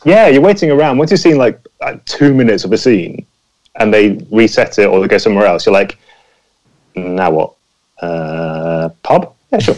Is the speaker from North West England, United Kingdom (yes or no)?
no; near Pinewood Studios, South East England, United Kingdom; I grew up near Pinewood Studios